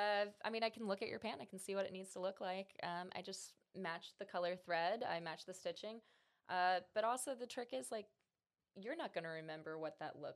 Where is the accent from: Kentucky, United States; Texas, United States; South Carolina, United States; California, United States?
South Carolina, United States; Sumter; My parents were in the Air Force, and my dad retired in Sumter, South Carolina, Shaw Air Force Base. Okay, so, nice. Yeah. But I moved around a bit in my 20s before coming back here.